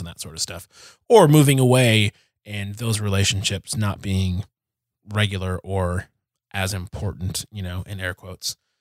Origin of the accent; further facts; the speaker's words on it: Detroit, Michigan, United States; moved away as an adult; also born or lived in Kansas; I am from Detroit.